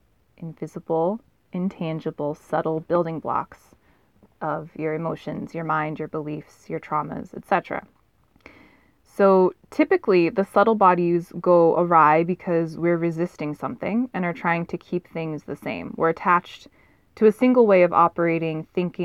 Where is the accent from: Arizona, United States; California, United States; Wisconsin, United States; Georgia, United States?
California, United States; Southern; I'm a Southern California girl